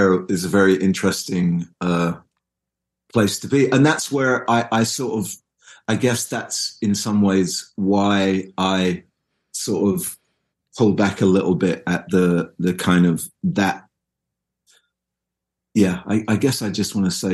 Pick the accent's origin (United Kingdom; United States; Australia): United Kingdom; England; I'm English